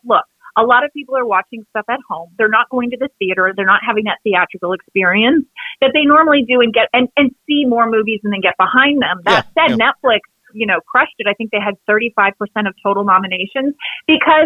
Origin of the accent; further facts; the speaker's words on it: Canada; I'm from Canada